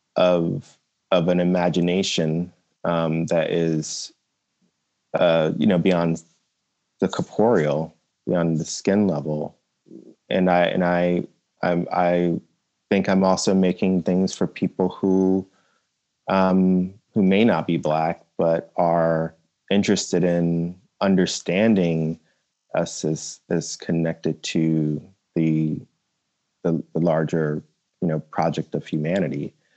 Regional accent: New Jersey, United States; I grew up in South Jersey

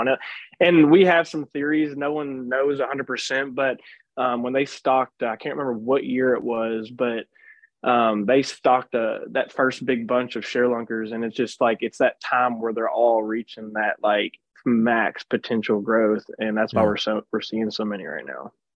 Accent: Kentucky, United States; I'm originally from uh, Kentucky

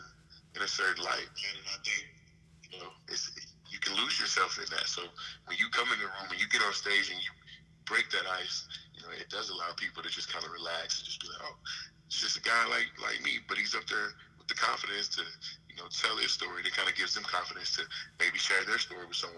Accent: Jasper, Texas, United States; moved away as an adult; I grew up in Jasper, Texas

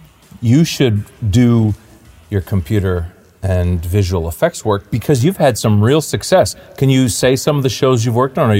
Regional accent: Clinton, Ontario, Canada; I came from a small town, Clinton, Ontario.

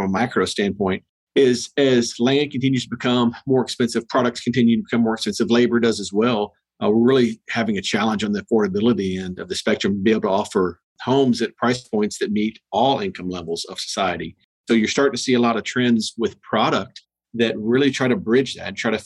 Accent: Texas, United States; moved away as an adult; also born or lived in Dallas, Texas; now in Atlanta, United States; we're originally from Texas

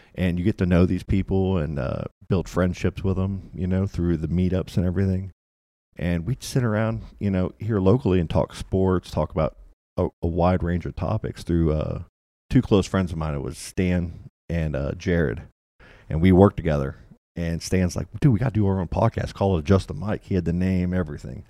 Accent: Louisville, Kentucky, United States; moved away; also born or lived in Florida; I grew up in Kentucky. I was born here, grew up in Louisville, Kentucky

